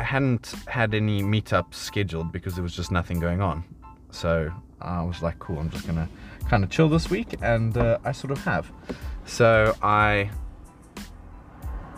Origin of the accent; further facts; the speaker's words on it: South Africa; now in United Kingdom; as a South African